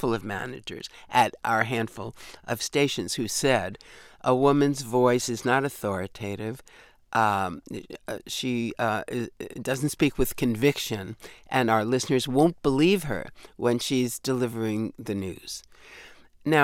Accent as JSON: {"language": "English", "region": "New York", "country": "United States", "accent": "New York", "said": "But at that point, I'd pretty well lost most of my New York accent. It still creeps up from time to time."}